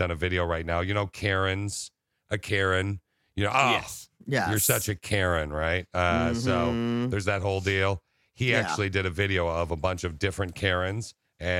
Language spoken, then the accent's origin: English; Michigan, United States; I grew up in Michigan